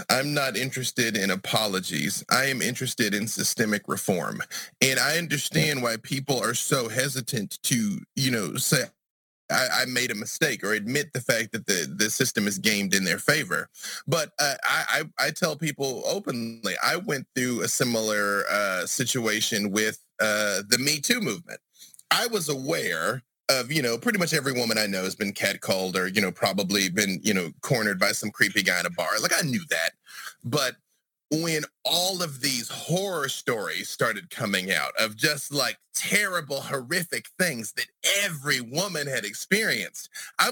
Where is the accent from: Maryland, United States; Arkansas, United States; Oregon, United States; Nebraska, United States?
Arkansas, United States; also born or lived in Atlanta, Georgia; now in Burbank, United States; I'm from Arkansas, where the Klan is currently headquartered, White County, Arkansas. And I left Arkansas and went to Atlanta, Georgia